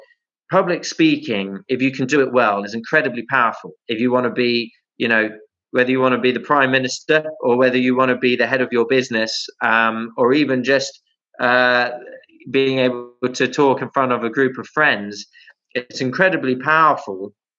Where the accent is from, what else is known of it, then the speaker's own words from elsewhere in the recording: United Kingdom; moved away as an adult; also born or lived in Middle East; I never want to lose my Britishness or my connectivity to the UK